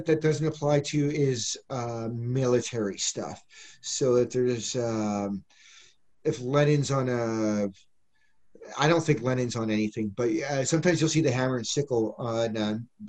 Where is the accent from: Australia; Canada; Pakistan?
Canada; Western Canada; moved away as an adult; also born or lived in Ostrog, Ukraine / Lviv, Ukraine / Saskatoon, Saskatchewan / Alberta; now in Kyiv, Ukraine; I came from Western Canada.